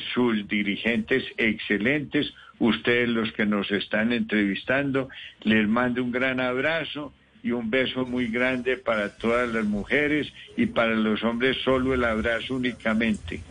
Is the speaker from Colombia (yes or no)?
yes; Colombia; also born or lived in Medellín / Bogotá; soy el colombiano que más casas ha donado al minuto de Dios